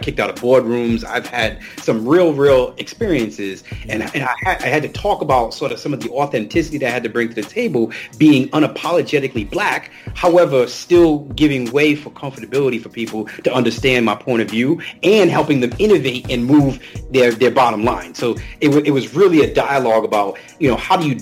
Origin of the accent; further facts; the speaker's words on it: New York City, New York, United States; I'm from the Bronx, New York